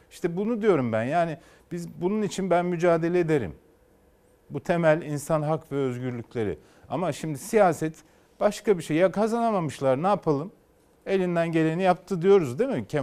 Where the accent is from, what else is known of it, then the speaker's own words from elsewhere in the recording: Turkey; Hepimiz bu ülkede doğduk, bu ülkede büyüdük. Kendi nesillerimizi de burada sürdürmek istiyoruz. Hepimiz bu ülkeyi seviyoruz.